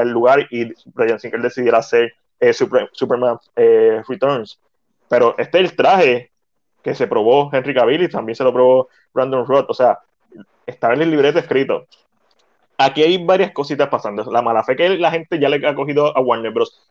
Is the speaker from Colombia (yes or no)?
no; Puerto Rico; como puertorriqueño